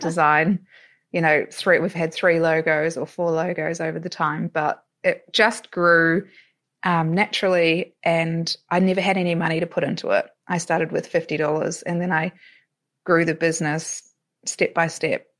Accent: New Zealand; moved away as an adult; also born or lived in Melbourne, Australia; now in Europe; I'm originally from New Zealand, but spent eleven and a half years living in Melbourne.

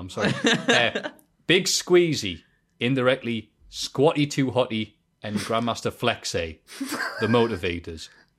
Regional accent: Ireland; Because I'm from Ireland.

